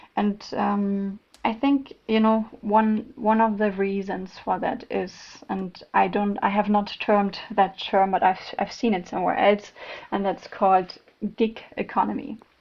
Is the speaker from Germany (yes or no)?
yes; Germany; accent: German; English is a second language; now in Malmö, Sweden; I'm originally from Germany, if someone noticed my German accent, but based in Malmö, Sweden